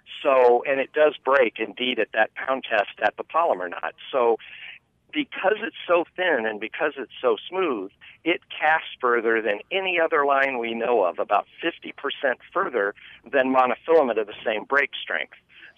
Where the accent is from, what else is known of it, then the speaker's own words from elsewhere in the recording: Oklahoma, United States; moved away as an adult; now in Iowa, United States; And I remember when I moved to Iowa from Oklahoma as a younger man, 17 years ago